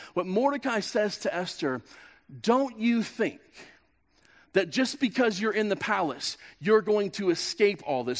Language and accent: English; Kansas, United States; moved away as an adult; I'm from Kansas